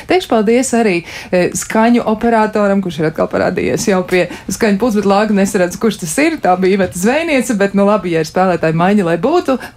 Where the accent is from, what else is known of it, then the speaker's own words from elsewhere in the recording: Riga, Latvia; kas atceras to, kā bija pēc kara piedzimu Rīgā Mūksaus, toreiz radiotehnikas ielā. Mēs bērni visu dienu pavadījām uz Daugavas ar slidām, ragavām, slēpēm